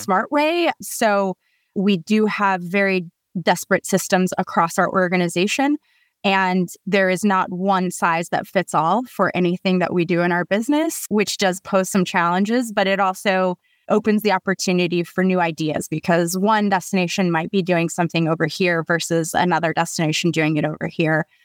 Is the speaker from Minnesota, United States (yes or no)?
no; Colorado, United States; I grew up in Colorado